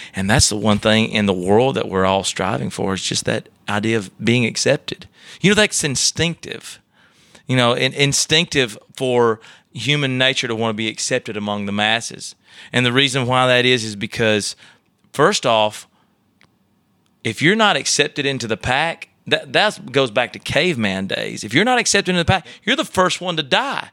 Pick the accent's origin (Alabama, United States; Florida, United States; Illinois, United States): Alabama, United States; Elrod; accent: Alabama; now in Nashville, United States; I grew up in a little town right outside of Tuscaloosa, Alabama